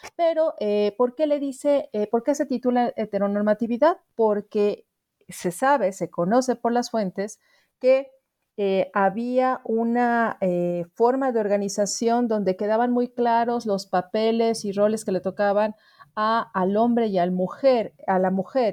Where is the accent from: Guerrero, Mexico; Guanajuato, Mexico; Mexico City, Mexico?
Mexico City, Mexico; soy antropóloga originaria de la Ciudad de México y también radico en, tal lugar